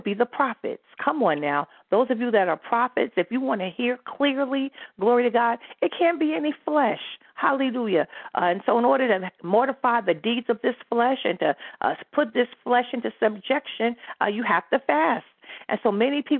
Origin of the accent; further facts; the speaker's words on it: United States; moved away; I'm from New York, New Jersey